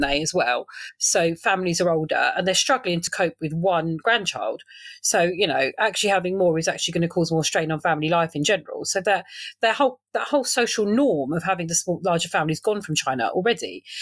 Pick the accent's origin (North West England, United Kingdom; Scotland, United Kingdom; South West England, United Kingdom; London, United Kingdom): London, United Kingdom; moved away as an adult; also born or lived in Salford / South Essex; now in Rayleigh, United Kingdom; I'm a Londoner, really, born and bred Northwest London